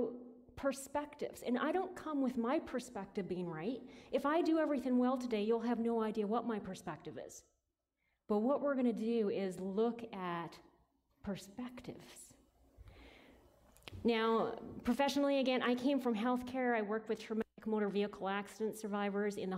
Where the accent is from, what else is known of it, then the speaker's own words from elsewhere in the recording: Listowel, Ontario, Canada; now in Kitchener-Waterloo, Canada; I was raised in Listowel and went to Listowel Mennonite Church growing up.